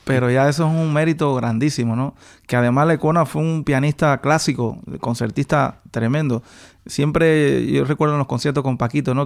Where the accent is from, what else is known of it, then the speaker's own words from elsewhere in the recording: Manzanillo, Granma, Cuba; yo soy de Manzanillo. Ah. Eso es eh, la zona de la provincia Granma